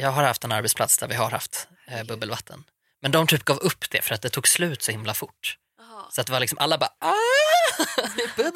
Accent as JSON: {"language": "Swedish", "town": "Gothenburg", "region": "Västra Götaland", "country": "Sweden", "moved": "yes", "lives_now": "Stockholm, Sweden", "said": "jag är från Göteborg."}